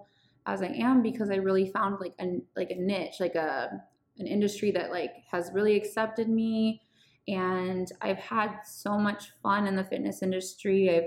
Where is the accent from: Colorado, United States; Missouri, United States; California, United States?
California, United States; Bay Area; moved away as an adult; also born or lived in San Diego; I'm from the Bay Area